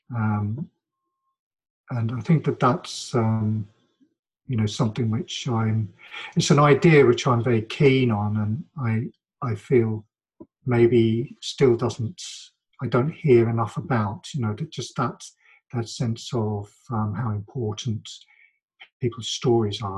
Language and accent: English; London, United Kingdom; my my childhood and my my adolescence and growing up here and the work I've done and lived in London most of my life